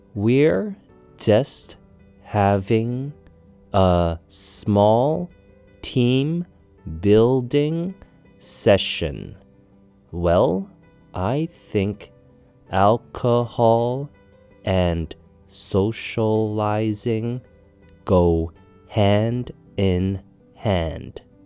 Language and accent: English; Canada; Growing up in Canada